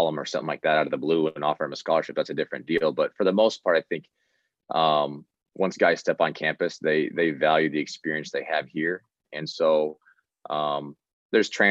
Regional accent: Midwest, United States; I'm from the Midwest

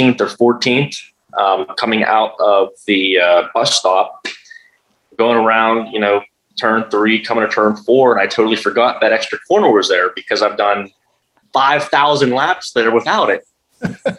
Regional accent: United States; Being an American over there

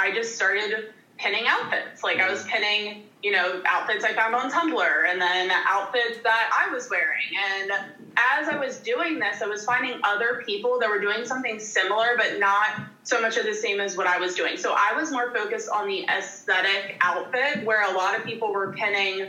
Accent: outside of Philadelphia, Pennsylvania, United States; moved away as an adult; also born or lived in Richmond, Virginia / East Carolina; I grew up outside of Philadelphia in the sticks

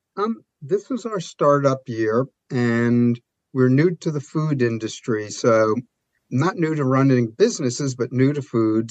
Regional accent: New York, United States; I'm a New Yorker

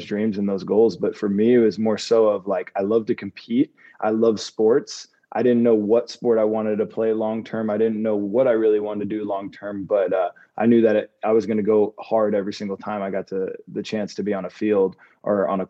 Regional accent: Davie, Florida, United States; growing up in Davie, Florida

